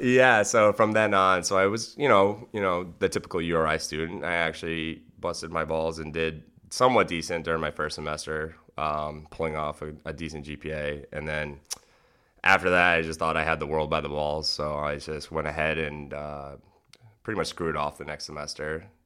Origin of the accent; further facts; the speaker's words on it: North Kingstown, Rhode Island, United States; I ended up growing up in North Kingstown, Rhode Island.